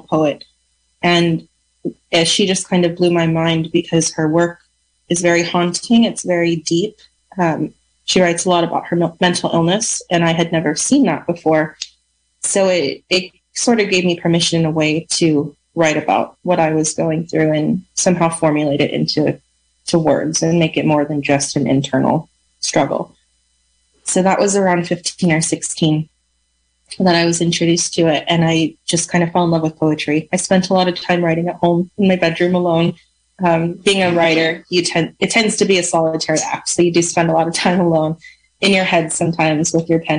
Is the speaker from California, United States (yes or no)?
yes; Lake County, California, United States; I grew up in Lake County